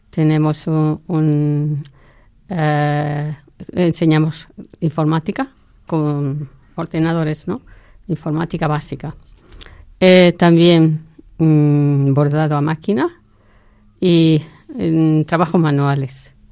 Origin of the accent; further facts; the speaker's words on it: Spain; moved away as an adult; now in Awasa, Ethiopia; otra es eh, española, que soy yo